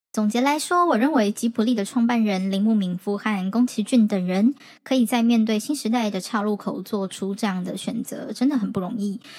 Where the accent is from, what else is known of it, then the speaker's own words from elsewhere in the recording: Taiwan; 我们台湾这边